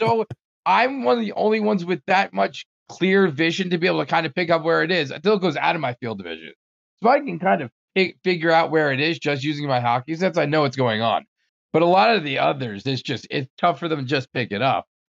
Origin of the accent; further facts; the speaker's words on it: Bergenfield, New Jersey, United States; moved away as an adult; also born or lived in Maryland; I grew up in New Jersey